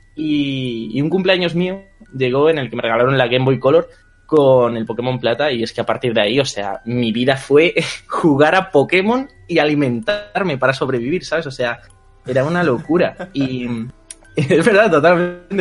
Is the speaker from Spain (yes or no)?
yes; Community of Madrid, Spain; soy de Madrid, de España.